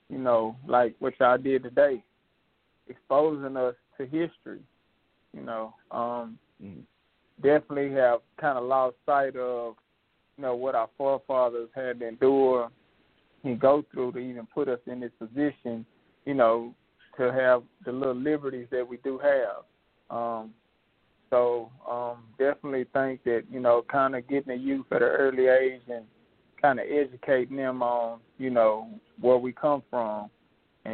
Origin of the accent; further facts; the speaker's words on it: the South, United States; I'm from the South